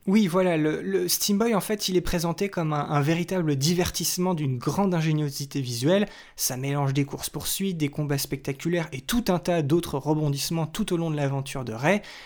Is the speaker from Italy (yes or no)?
no; France; chez nous en France